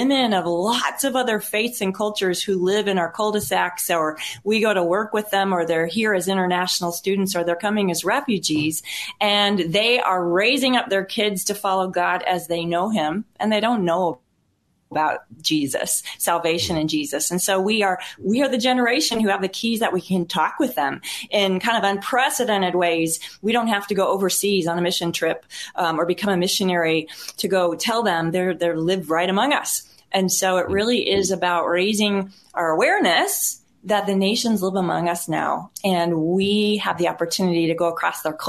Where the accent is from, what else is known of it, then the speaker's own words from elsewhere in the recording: Missouri, United States; now in Richardson, United States; I grew up on America's heartland in the farm fields of Missouri